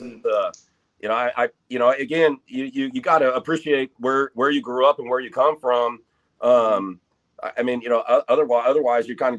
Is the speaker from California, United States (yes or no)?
yes; North Highlands, California, United States; I came from North Highlands, and back then I was the minority as a white kid there.